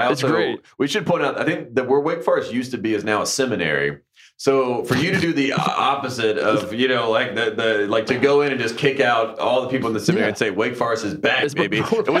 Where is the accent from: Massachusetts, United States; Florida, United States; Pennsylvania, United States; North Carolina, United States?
North Carolina, United States; Henderson; But for me, I grew up in Henderson, which is about 40 miles north.